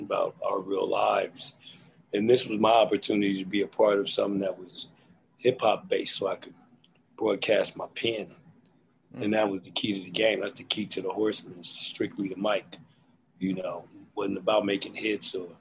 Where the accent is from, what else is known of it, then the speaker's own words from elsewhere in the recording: Philadelphia, Pennsylvania, United States; moved away; also born or lived in Los Angeles; I'm from Philly, so that's embedded in me.